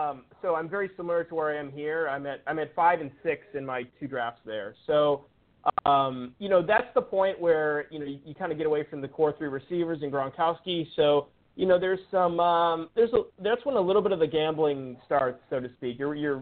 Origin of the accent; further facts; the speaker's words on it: Brookfield, Wisconsin, United States; now in Orlando, United States; So I'm originally from Wisconsin, suburb of Milwaukee, Brookfield. I currently live in Orlando, Florida, though.